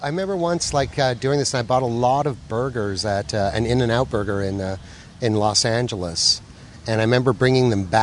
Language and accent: English; Montreal, Quebec, Canada; where I grew up in Ville d'Anjou